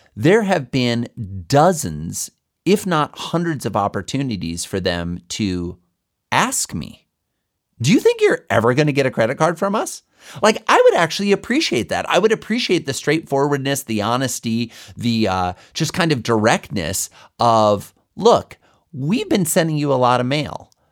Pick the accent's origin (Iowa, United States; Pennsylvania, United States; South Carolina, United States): Iowa, United States; I grew up in Iowa.